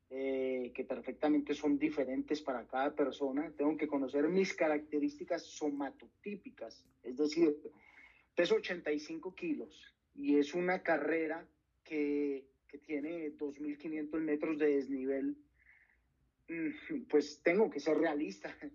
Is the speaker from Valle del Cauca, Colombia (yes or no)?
yes; Valle del Cauca, Colombia; soy del Valle del Cauca y puedo sentir que mis rivales son de Antioquia o son de la sabana